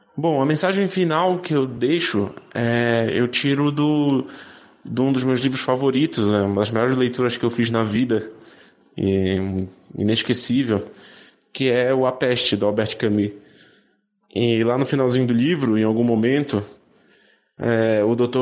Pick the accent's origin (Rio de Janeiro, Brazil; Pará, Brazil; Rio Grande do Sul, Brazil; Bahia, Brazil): Pará, Brazil; Belém; moved away as an adult; now in São Paulo, Brazil; eu sou de Belém do Pará, mas eu moro em São Paulo há 10 anos